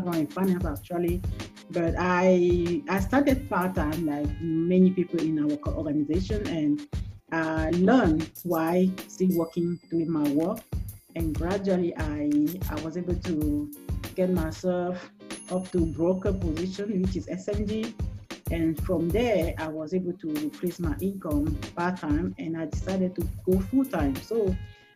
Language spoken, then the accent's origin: English; Cameroon; English is a second language; moved away as an adult; also born or lived in Washington, D.C., United States / Maryland, United States; now in Texas, United States; originally from Cameroon, which is the French-speaking part, so you can hear my accent